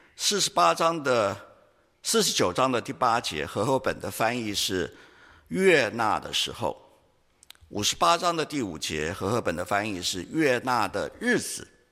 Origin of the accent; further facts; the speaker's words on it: Taiwan; 我们台湾人